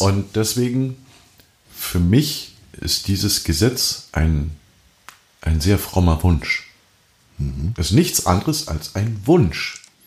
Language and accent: German; Germany; bei uns in Deutschland